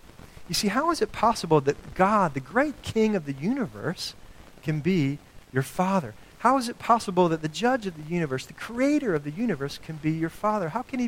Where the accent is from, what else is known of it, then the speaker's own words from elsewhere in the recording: the South, United States; I grew up in the South.